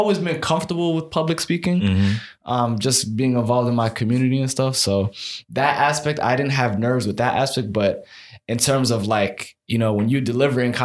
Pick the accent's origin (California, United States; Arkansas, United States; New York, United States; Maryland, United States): Maryland, United States; Silver Spring; also born or lived in Egypt; I'm from Silver Spring, Maryland